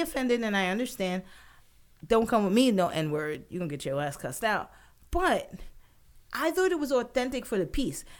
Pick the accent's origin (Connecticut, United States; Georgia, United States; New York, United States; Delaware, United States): New York, United States; I'm a New Yorker born and raised